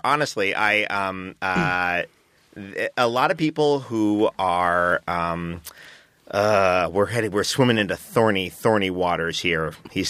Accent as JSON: {"language": "English", "town": "New York City", "region": "New York", "country": "United States", "tie": "born or raised there", "said": "I grew up in New York City in the 70s."}